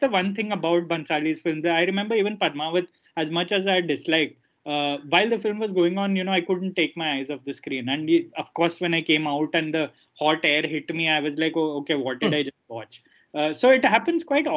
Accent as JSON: {"language": "English", "town": "Ahmedabad", "region": "Gujarat", "country": "India", "tie": "born or raised there", "moved": "yes", "said": "Ahmedabad, which is my hometown"}